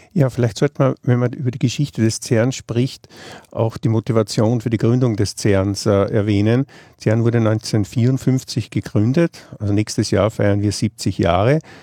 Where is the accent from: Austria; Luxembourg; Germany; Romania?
Austria; Vienna; now in Geneva, Switzerland; Ich komme, wie man vielleicht aus meinem Dialekt hört, aus Wien.